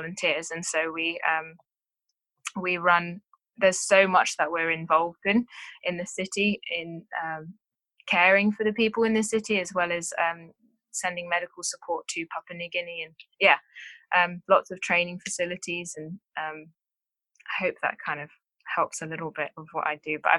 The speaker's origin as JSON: {"language": "English", "region": "England", "country": "United Kingdom", "moved": "as an adult", "lives_now": "Townsville, Australia", "said": "I am from England."}